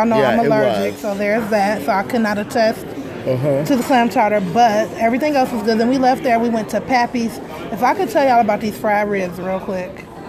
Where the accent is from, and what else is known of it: Detroit, Michigan, United States